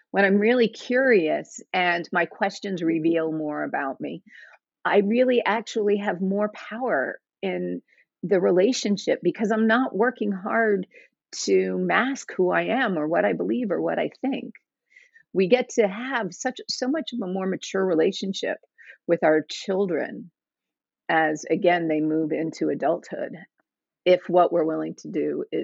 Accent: the South, United States; And I grew up in the South for the most part. My dad was in the military, but most of our stations were in the South.

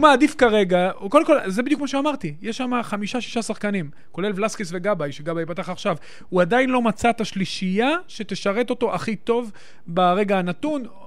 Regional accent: Netanya, Central District, Israel; גדלתי שם

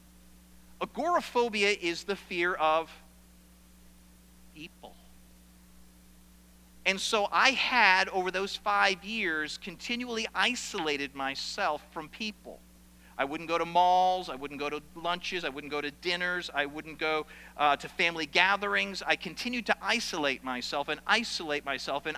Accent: South Paris, Maine, United States; I grew up in South Paris, Maine, or spent most of my latter years in South Paris, Maine

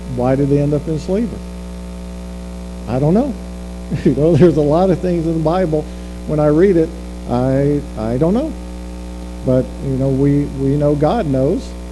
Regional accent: the South, United States; moved away as an adult; we're both from the South

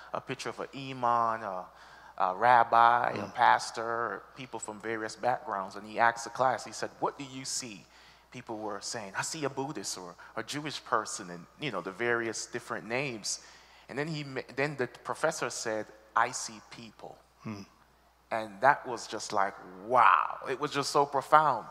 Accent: Jamaica; moved away; also born or lived in Florida; I come from originally from Jamaica, the beautiful island, the modern day Garden of Eden

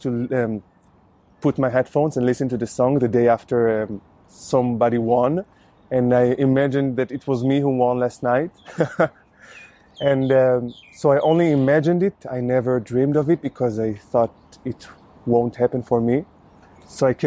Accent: Ramat Gan, Tel Aviv District, Israel; English is a second language; now in Tel Aviv, Israel; I grew up in Ramat Gan and now I live in Tel Aviv.

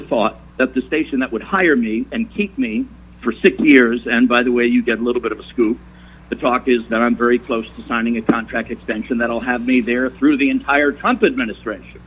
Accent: New York, United States; moved away; when I was growing up in New York, such a large, big, booming metropolis

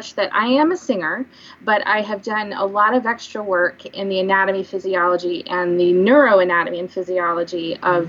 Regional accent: Springfield, United States; moved away as an adult; also born or lived in Kansas City; I am newly established back in Springfield, in my hometown

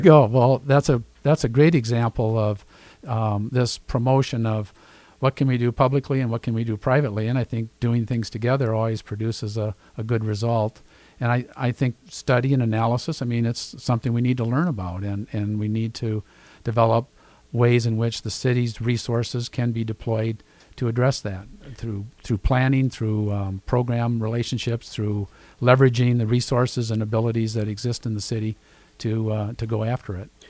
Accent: Sioux Falls, South Dakota, United States; I'm a Sioux Falls kid. I was born and raised here.

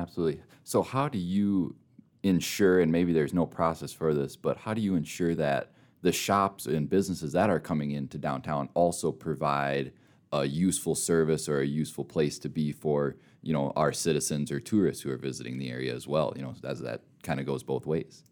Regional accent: Minnesota, United States; moved away as an adult; now in Rapid City, United States; I'm a Minnesota kid through and through, but I moved out here.

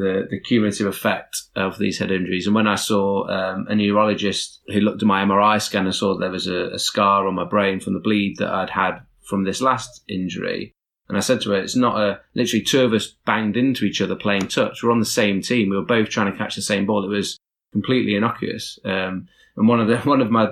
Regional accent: Nottingham, East Midlands, United Kingdom; I'm from Nottingham.

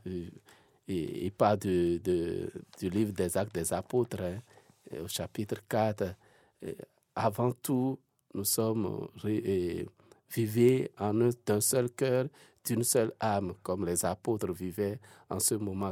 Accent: Benin; now in Switzerland; moi, je viens de l'Afrique de l'Ouest, ah ah. d'un pays qu'on appelle le Bénin

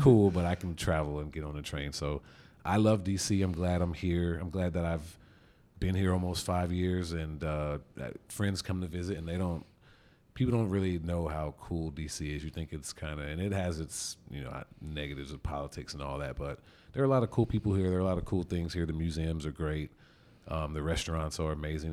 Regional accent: Sacramento, California, United States; now in Washington, D.C., United States; Originally from Sacramento, California

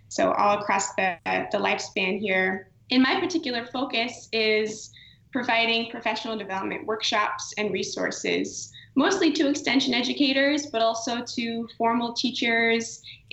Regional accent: Cooperstown, New York, United States; I grew up in the Cooperstown, New York area

